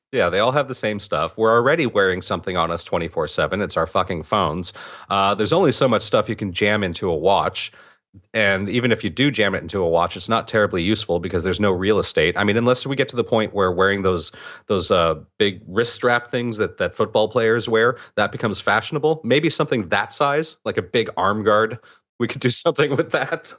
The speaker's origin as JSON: {"language": "English", "region": "California", "country": "United States", "said": "even I do it as a Californian."}